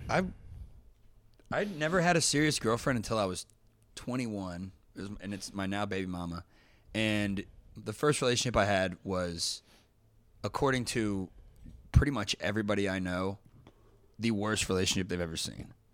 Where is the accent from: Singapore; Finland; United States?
United States; Dayton, Ohio; moved away; also born or lived in Kentucky; I grew up in Dayton, Ohio